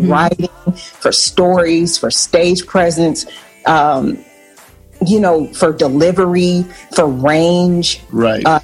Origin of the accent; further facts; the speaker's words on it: Portland, Oregon, United States; Portland, Oregon.